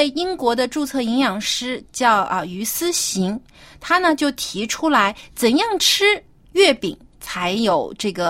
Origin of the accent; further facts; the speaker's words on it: Jiangsu, China; 我老家是在江苏嘛，就是是中国南方。